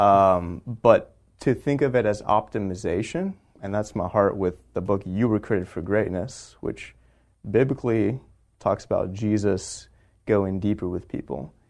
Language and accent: English; Texas, United States; moved away as an adult; also born or lived in California; now in San Diego, United States; I grew up in Texas, came out to California for school